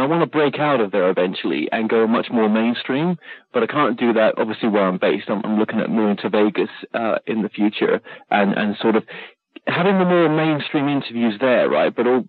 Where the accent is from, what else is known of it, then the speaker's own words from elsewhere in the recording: United Kingdom; accent: British; I'm like, oh, my God, am I? I've lost my British accent.